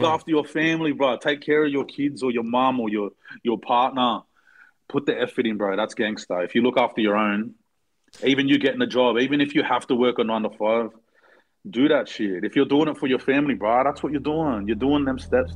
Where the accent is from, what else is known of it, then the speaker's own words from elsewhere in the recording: Blacktown, New South Wales, Australia; We're from Blacktown